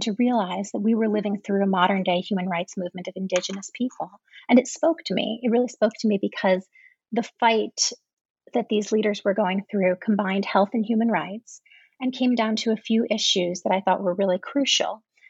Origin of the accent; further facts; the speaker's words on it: St. Louis, Missouri, United States; I grew up in St. Louis, Missouri, so I'm a Midwesterner.